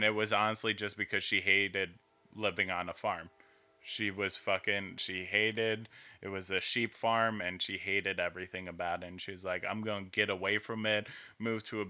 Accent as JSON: {"language": "English", "area": "right outside of Philadelphia", "region": "New Jersey", "country": "United States", "tie": "born or raised there", "moved": "yes", "lives_now": "Eugene, United States", "said": "I grew up right outside of Philadelphia"}